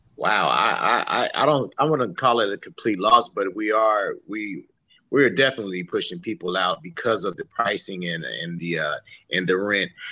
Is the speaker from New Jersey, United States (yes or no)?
no; San Diego, California, United States; Skyline and Encanto, I grew up in Skyline. I've been here basically all my life